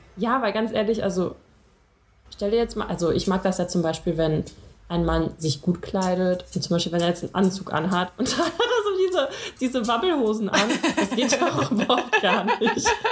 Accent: Russia; ich bin ja auch Russin

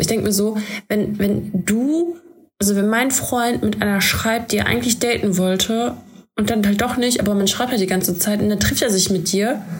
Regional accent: Germany; wir kommen aus Deutschland

